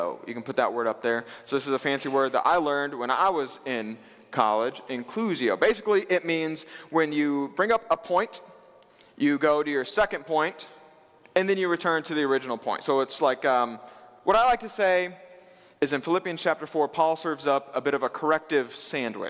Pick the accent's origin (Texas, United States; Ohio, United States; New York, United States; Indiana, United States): Indiana, United States; Wabash; I did grow up here in Indiana. I'm a Hoosier, born and bred. I grew up in Wabash, Indiana